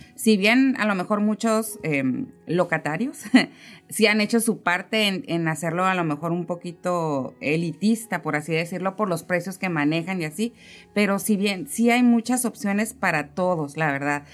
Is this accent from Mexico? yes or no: yes; Mexico; uno como mexicano